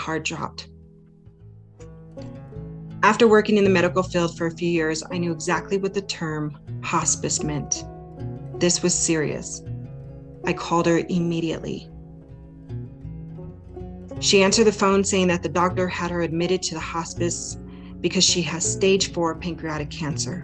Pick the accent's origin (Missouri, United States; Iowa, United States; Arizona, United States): Arizona, United States; moved away as an adult; now in Wyoming, United States; my friends and family back in my home state of Arizona.